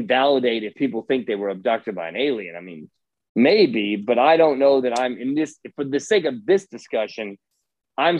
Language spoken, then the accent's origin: English; Indiana, United States; moved away; I grew up in Indiana.